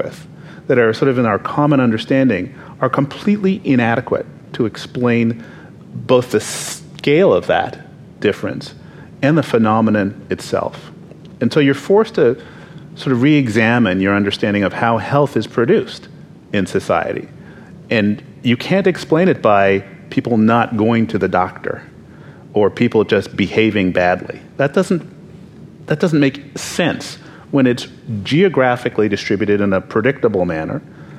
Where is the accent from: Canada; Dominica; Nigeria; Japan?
Canada; moved away as an adult; also born or lived in Baltimore, United States / Oakland, United States; now in United States; I grew up in Canada, so I had this sort of world view until I was 22, and then came to the U.S. and I was in East Baltimore